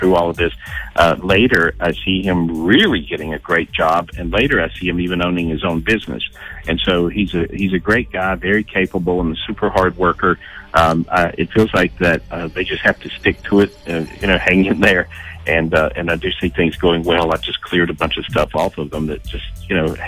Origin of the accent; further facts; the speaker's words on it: North Carolina, United States; I'm from North Carolina.